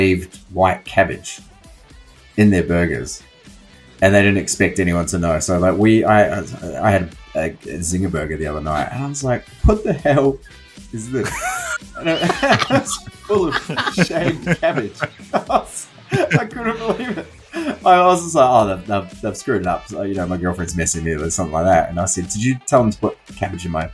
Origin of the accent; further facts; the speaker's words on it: New Zealand; accent: New Zealand; my New Zealand accent